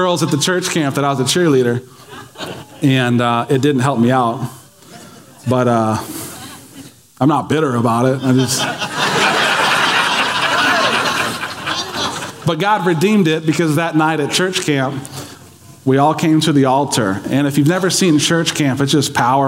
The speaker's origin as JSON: {"language": "English", "country": "United States", "said": "as American Christians"}